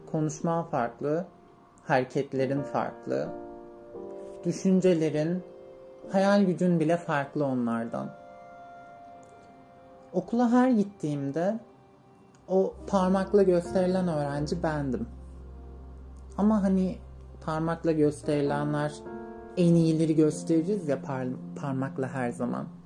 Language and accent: Turkish; Niğde, Turkey; Ee, ilk olarak böyle belirgin kırıklara gelmeden önce Niğde'nin bir köyünde büyüdüm. İlkokulu, ortaokulu orada okudum.